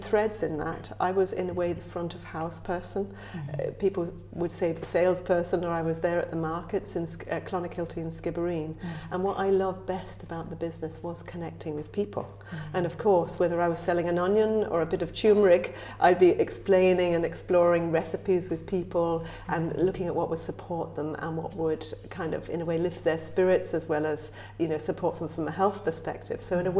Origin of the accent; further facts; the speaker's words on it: England, United Kingdom; accent: English; now in Ireland; I came to Ireland because I was following this pulse inside me, mm. right? And despite my incredibly English accent, I feel really at home in Ireland.